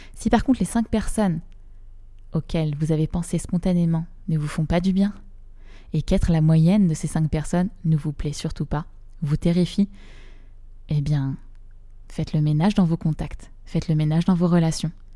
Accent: Rouen, Normandy, France; j'ai grandi à Rouen

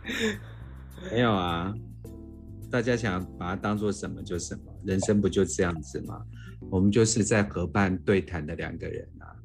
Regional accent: Kaohsiung, Taiwan; 我来自于一个医学的家庭，其实我们家三代都是牙医，所以哇。基本上我们家在高中职业已经一百年了

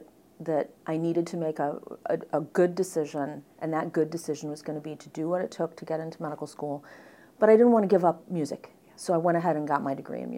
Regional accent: Midwest, United States; moved away as an adult; also born or lived in New York; I grew up in the Midwest, so I stuck close to home

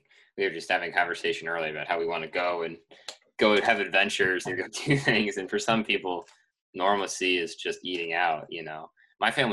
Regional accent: Dexter, Michigan, United States; my hometown in Dexter, Michigan

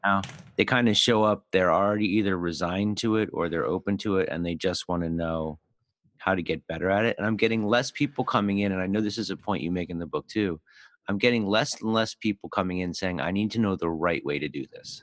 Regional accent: Philadelphia, Pennsylvania, United States; I grew up in Philly

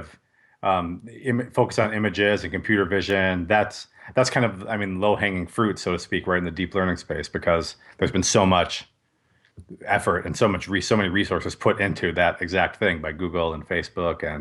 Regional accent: Wisconsin, United States; I'm from Wisconsin. I get called out for my long A's all the time.

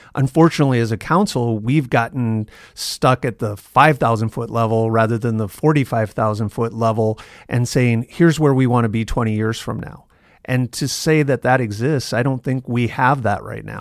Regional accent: Yankton, South Dakota, United States; also born or lived in Canton, South Dakota; now in Sioux Falls, United States; I grew up, I was born in Yankton, and we spent, uh, six or seven years in Canton between fourth grade in my sophomore year in high school

